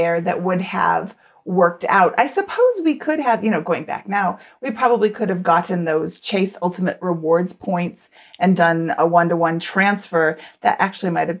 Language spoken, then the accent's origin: English; United States; I'm American